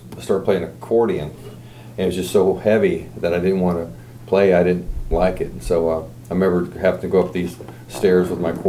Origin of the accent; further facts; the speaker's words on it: Anaheim, California, United States; also born or lived in Cleveland, Ohio; I was born in Cleveland, Ohio. And at age 5, my parents moved to Southern California. My dad was a drummer, so he wanted to explore, California, get out of Ohio. There was really, not much going on there. And then I was raised up in Anaheim area.